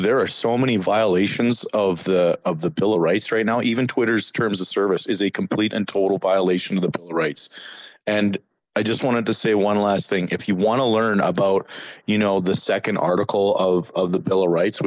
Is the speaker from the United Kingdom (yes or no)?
no; Canada; moved away as an adult; now in United States; I'm Canadian